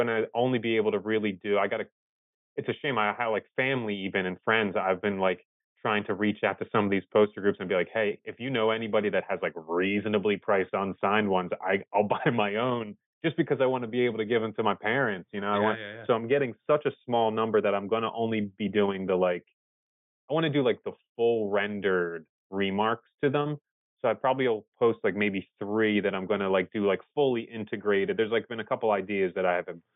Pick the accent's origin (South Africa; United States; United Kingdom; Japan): United States; Philadelphia, Pennsylvania; I'm from Philly